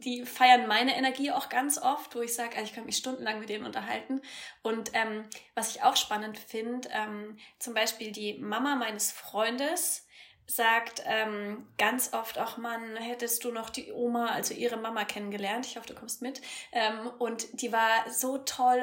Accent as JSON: {"language": "German", "town": "Eibelstadt", "region": "Bavaria", "country": "Germany", "said": "In meinem süßen äh, Ort, wo ich herkomme, Eibelstadt bei Würzburg, 3000 Einwohner"}